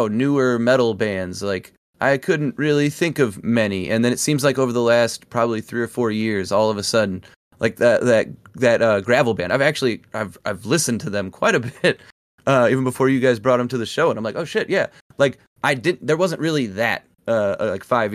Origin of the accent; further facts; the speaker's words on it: Midwest, United States; I'm from the Midwest